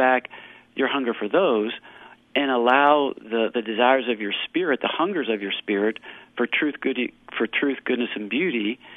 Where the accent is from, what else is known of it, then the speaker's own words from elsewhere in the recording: Kentucky, United States; moved away; also born or lived in California; I'm from Kentucky